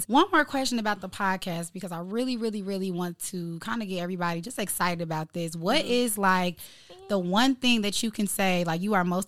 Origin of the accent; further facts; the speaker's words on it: Chicago, Illinois, United States; now in Atlanta, United States; I am from Chicago, and I consider myself a Chicagoan